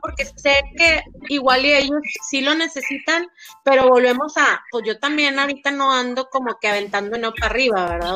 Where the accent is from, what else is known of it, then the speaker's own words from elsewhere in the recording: Monterrey, Nuevo León, Mexico; por algo somos regios